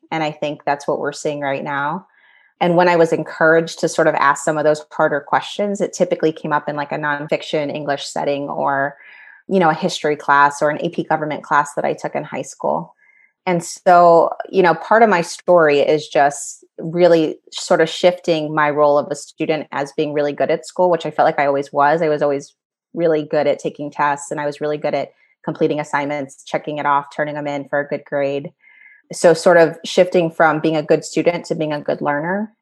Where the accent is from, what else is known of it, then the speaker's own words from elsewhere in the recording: New Orleans, Louisiana, United States; moved away as an adult; also born or lived in Washington, District of Columbia, United States; now in Pittsburgh area, United States; I grew up in New Orleans